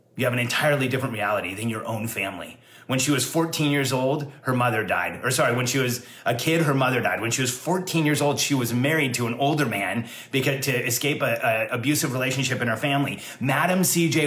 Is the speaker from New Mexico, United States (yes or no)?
no; Southern California, United States; also born or lived in Orange County; I grew up in Southern California